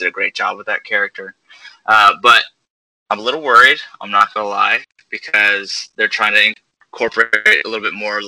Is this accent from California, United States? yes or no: no; Woodland Park, Colorado, United States; now in New Orleans, United States; I'm originally from Colorado